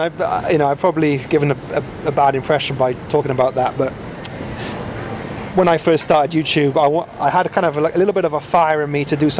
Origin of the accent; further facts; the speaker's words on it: Wales, United Kingdom; accent: Welsh; now in Vietnam; No. Lost my Welsh accent. You probably can't hear that.